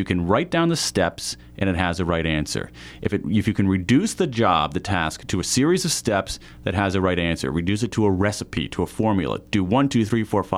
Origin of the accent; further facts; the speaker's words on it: Columbus, Ohio, United States; I grew up in Columbus, Ohio